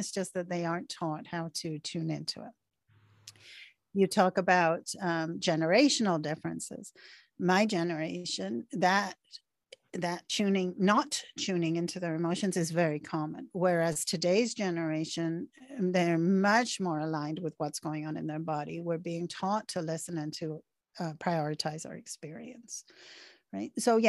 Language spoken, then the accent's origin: English; Canada; I'm Canadian. Canadians have different patterns than we're seeing in America, right?